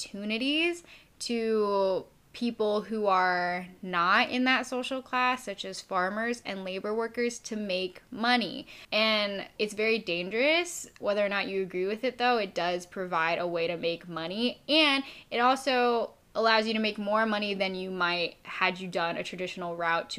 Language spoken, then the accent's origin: English; Appalachia, United States; I'm from Appalachia